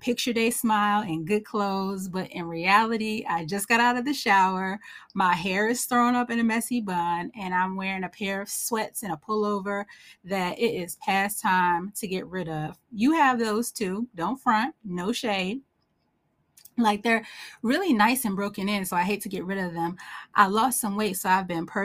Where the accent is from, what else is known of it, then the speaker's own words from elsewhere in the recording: Northeast, United States; I'm from the Northeast, so I love snow